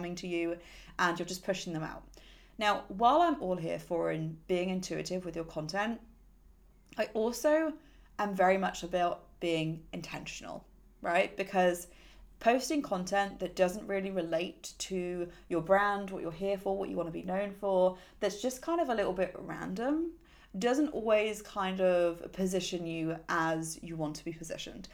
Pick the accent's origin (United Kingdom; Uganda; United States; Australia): United Kingdom; I'm British